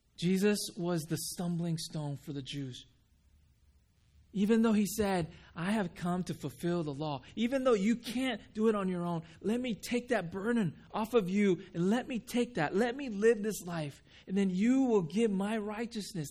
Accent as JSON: {"language": "English", "town": "Huntington Beach", "region": "California", "country": "United States", "tie": "born or raised there", "also_born_or_lived": "Japan", "said": "I grew up in Huntington Beach"}